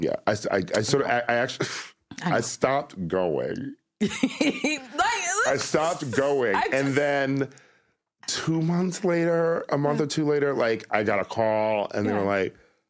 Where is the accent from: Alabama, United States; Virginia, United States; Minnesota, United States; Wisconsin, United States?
Wisconsin, United States; Milwaukee; I'm from Milwaukee, mm-hmm. you know, very like Midwest mall culture.